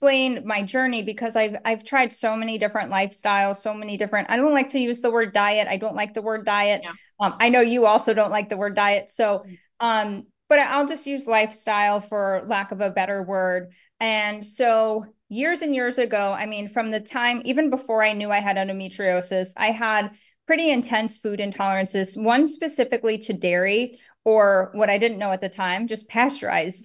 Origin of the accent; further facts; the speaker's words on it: New York, United States; moved away as an adult; now in Miami, United States; I'm born and raised in New York, but now I live in sunny Florida. I live in Miami